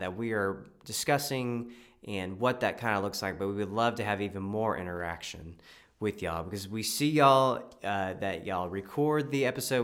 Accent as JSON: {"language": "English", "region": "Texas", "country": "United States", "said": "I'm from Texas"}